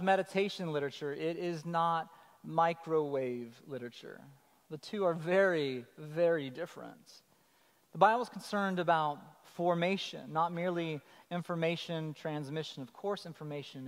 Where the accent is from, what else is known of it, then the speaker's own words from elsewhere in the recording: Colorado, United States; I'm from Colorado